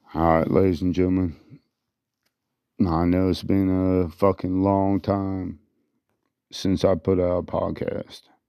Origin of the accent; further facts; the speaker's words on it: United States; We are free American citizens